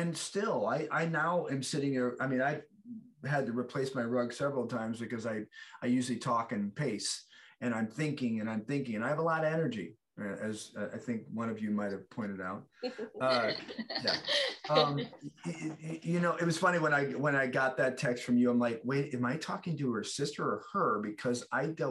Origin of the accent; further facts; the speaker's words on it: Chicago, Illinois, United States; I grew up in the South Side of Chicago